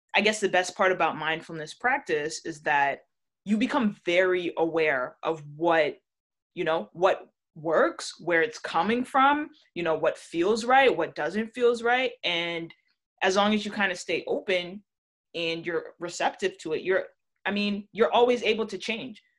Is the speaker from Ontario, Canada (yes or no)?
yes; Toronto, Ontario, Canada; I was born in Canada, but my family is Jamaican through and through